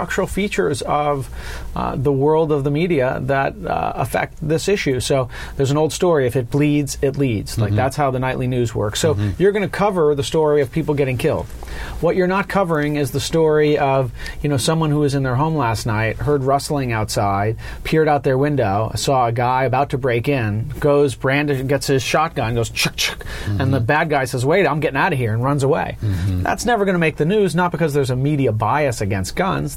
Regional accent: Los Angeles, California, United States; I was born and raised in Southern California

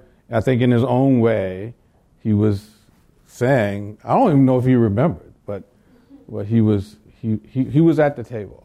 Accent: the South, United States; I grew up in the South

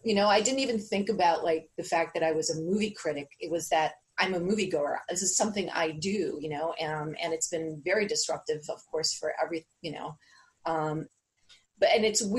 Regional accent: New York City, New York, United States; I grew up in St. Mark's Place in the East Village, and Theater 80. St. Mark's, when I was growing up, was a second run theater

